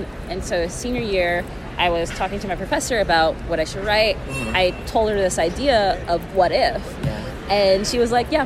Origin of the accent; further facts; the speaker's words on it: Houston, Texas, United States; I'm from Houston, Texas